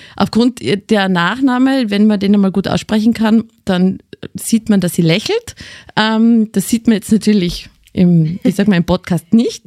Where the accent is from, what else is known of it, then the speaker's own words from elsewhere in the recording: Carinthia, Austria; accent: Carinthian; now in Styria, Austria; Bei mir ist nach wie vor erkennbar, dass ich aus Kärnten, Kärnten komme.